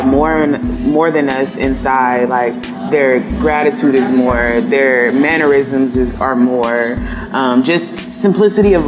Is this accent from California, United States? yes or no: yes; San Diego, California, United States; growing up in San Diego, there's a lot of East Africans here